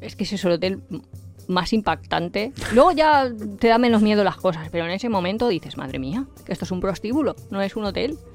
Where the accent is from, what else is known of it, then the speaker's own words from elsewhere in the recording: Valencia, Valencian Community, Spain; yo soy de Valencia